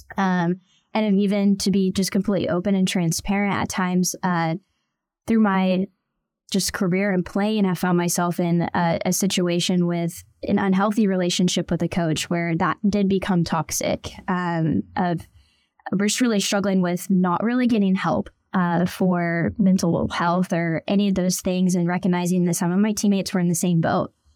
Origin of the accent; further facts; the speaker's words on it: Tulsa, Oklahoma, United States; also born or lived in Bixby, Oklahoma; I was born and raised in Tulsa, Oklahoma, so I am an Oklahoma girl through and through